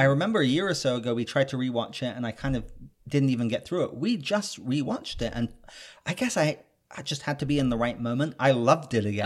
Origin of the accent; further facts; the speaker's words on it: England, United Kingdom; now in Los Angeles, United States; I'm British.